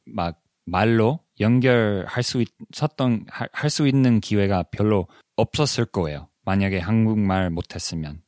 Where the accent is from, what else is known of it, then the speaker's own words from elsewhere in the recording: Silicon Valley, California, United States; Korean is a second language; 제가 실리콘밸리에서 자랐던 자라면서